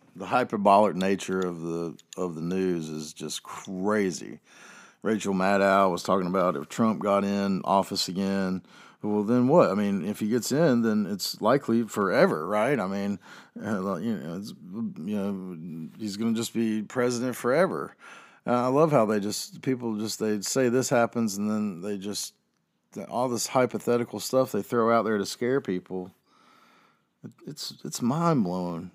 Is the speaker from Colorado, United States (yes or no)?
no; Chapel Hill, North Carolina, United States; I don't live in Chapel Hill anymore, but I'm from Chapel Hill